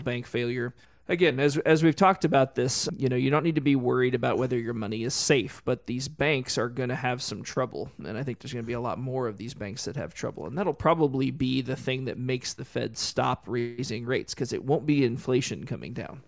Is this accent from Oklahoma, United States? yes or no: yes; Tulsa, Oklahoma, United States; I grew up in Tulsa